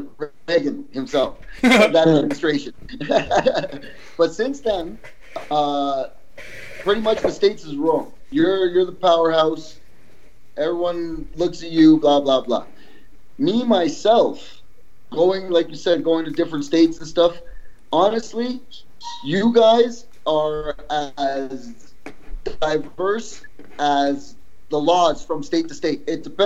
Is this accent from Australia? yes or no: no; Canada; also born or lived in El Salvador / Yonkers, New York; even though I was born in El Salvador, I was raised in Canada. So my demeanor and shit is Canadian.